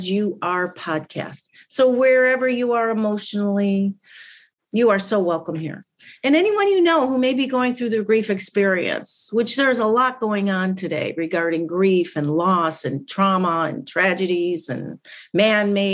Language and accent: English; Chicago, Illinois, United States; moved away; I'm from Chicago.